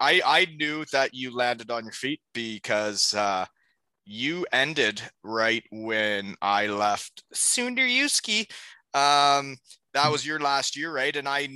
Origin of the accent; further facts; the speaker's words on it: Elmira, Ontario, Canada; my Elmira Sugar Kings from my hometown.